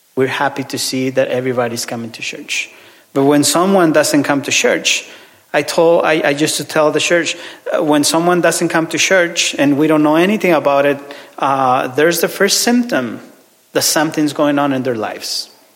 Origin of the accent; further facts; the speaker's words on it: Ciudad Juárez, Chihuahua, Mexico; English is a second language; moved away; I'm from Ciudad Juarez, which is border city with El Paso, Texas.